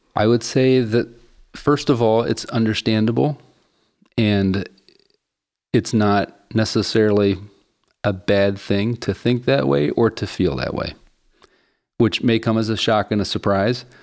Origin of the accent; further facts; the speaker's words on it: West Virginia, United States; moved away as an adult; also born or lived in Chicago; I grew up in Appalachia poverty in West Virginia